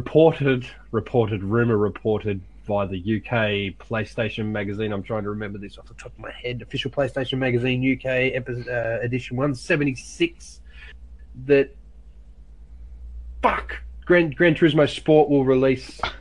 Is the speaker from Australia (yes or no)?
yes; Australia